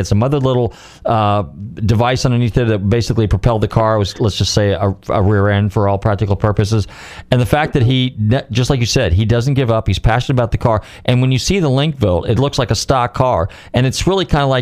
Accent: California, United States; moved away; I'm originally from California

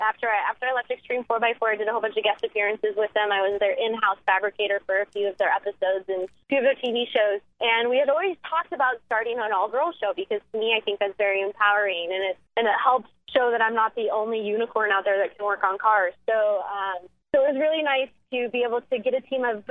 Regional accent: Black Hills of South Dakota, United States; I grew up in the Black Hills of South Dakota

